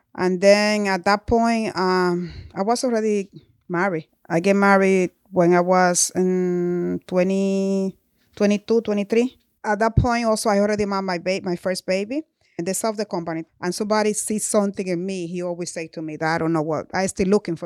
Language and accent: English; Dominican Republic; moved away as an adult; I came to this country when I was 20 years old. I grew up in Dominican Republic